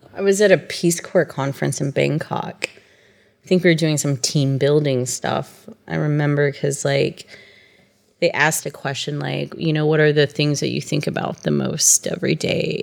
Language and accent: English; Tulsa, Oklahoma, United States; moved away as an adult; also born or lived in Thailand; now in Israel; I'm from Tulsa, Oklahoma, and I've been in Israel for 13 years.